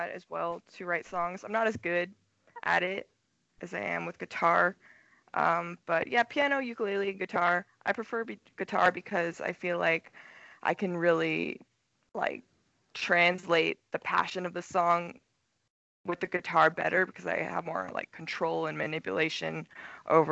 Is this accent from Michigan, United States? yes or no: no; Soldotna, Alaska, United States; moved away as an adult; also born or lived in Rexburg, Idaho / Portland, Oregon; now in Los Angeles, United States; I'm originally from Soldotna, Alaska, and I was born and raised there.